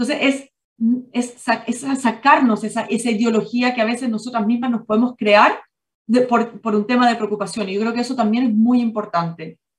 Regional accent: Chile; also born or lived in Ireland / Singapore; yo soy chilena, pero viví mucho tiempo en Irlanda por el trabajo de mi papá, donde yo estudié allá y empecé mis primeros años de, de trabajo.

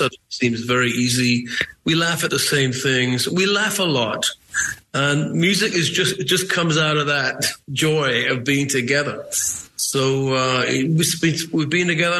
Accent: Newcastle upon Tyne, North East England, United Kingdom; I'm from Newcastle

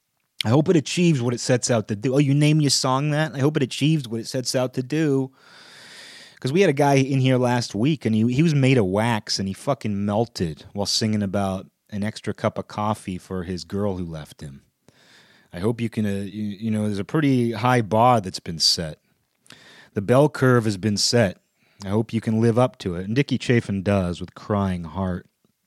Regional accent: Seattle, Washington, United States; I live in, you know, I grew up in the Seattle area, you know, I still live about an hour outside of Seattle

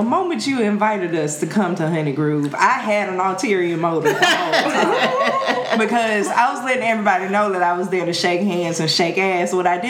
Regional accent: Jackson, Mississippi, United States; now in Washington, D.C., United States; I'm from Jackson, New Orleans, I'm like 2.5 hours away.

